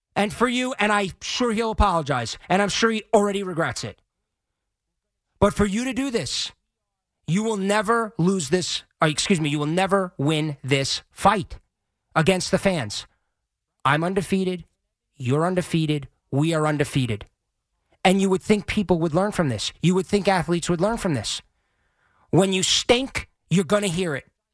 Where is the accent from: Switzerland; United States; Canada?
United States; Long Island, New York; also born or lived in Manhattan; I grew up on Long Island. I now live in Manhattan